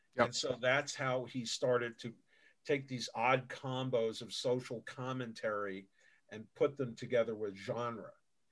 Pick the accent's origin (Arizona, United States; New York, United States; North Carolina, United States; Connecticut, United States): New York, United States; I'm from New York